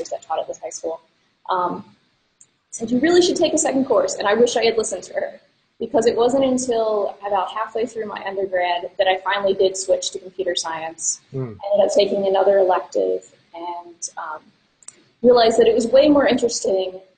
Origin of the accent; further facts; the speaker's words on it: East Coast, United States; now in Minneapolis, United States; I mostly grew up on the East Coast, so I'm not originally from Minnesota